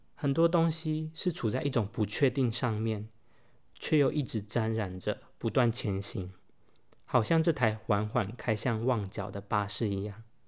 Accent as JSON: {"language": "Chinese", "country": "Taiwan", "said": "身为台湾人"}